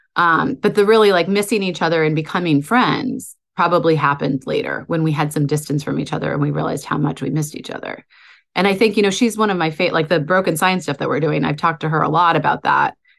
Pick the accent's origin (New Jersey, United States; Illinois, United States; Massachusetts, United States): Massachusetts, United States; outside of Boston; I was born outside of Boston